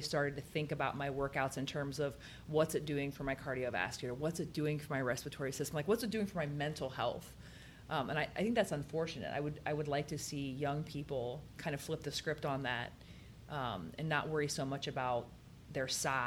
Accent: Lima, Ohio, United States; now in Columbus, United States; I am from Lima.

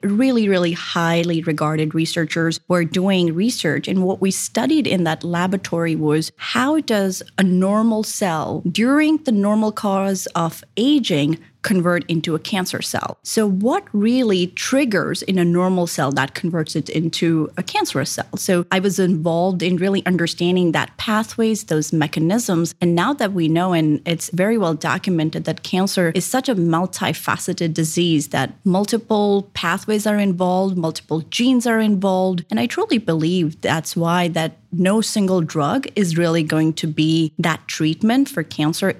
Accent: Japan; English is a second language; moved away as an adult; also born or lived in India / Sydney, Australia; now in Columbus, United States; I was born in India. I was raised in Japan

